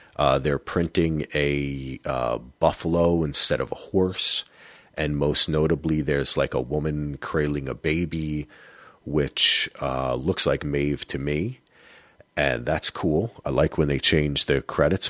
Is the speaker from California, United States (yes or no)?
no; New Jersey, United States; it's my jersey in me